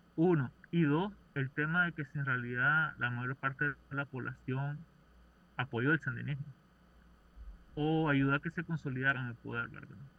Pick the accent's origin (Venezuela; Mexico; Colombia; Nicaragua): Nicaragua; soy nicaragüense